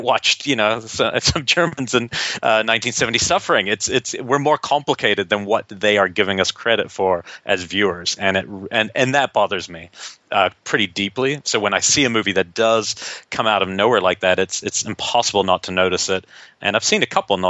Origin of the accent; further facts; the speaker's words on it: New Zealand; growing up in New Zealand